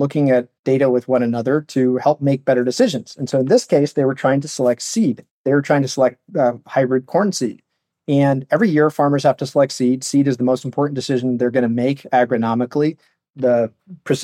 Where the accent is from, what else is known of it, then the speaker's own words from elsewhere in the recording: Palo Alto, California, United States; I'm from Palo Alto. Grew up in Silicon Valley